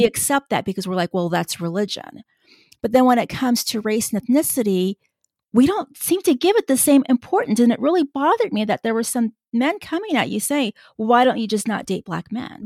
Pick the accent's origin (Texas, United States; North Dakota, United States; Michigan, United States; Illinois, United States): Texas, United States; Tejano; another Tejano